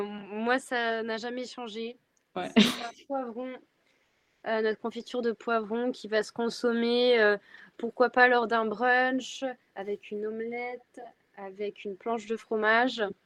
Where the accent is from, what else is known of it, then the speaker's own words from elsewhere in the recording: western France, France; je viens de l'ouest de la France